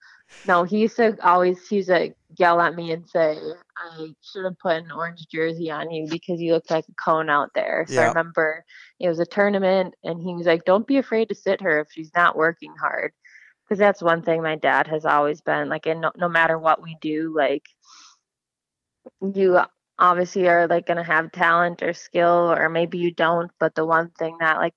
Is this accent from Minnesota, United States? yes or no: yes; Wayzata, Minnesota, United States; I grew up in Wayzata youth hockey